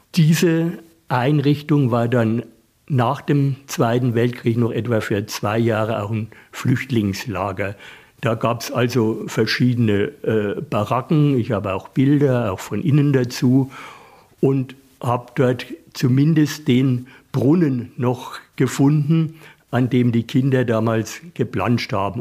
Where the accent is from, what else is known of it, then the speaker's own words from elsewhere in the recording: Coburg, Bavaria, Germany; alte Stätten meiner Kindheitserinnerungen aufgesucht, wie Eierfelsen, Teufelskanzel, die Höhle bei Löbelstein